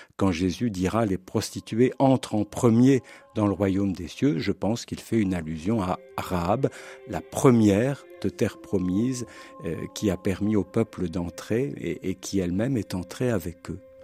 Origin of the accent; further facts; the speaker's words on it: France; now in Switzerland; je suis français, même si j'enseigne en Suisse